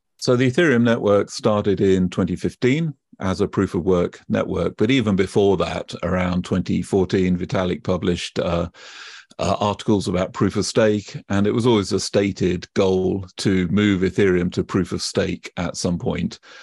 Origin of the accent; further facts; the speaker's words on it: United Kingdom; accent: British; you can probably tell from my accent already, I am British, and I grew up, uh, in the U K